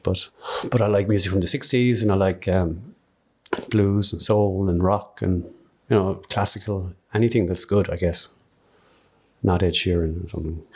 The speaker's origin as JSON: {"language": "English", "town": "Skibbereen", "region": "Munster", "country": "Ireland", "tie": "born or raised there", "said": "I'm from Skibbereen, grew up in Skibbereen"}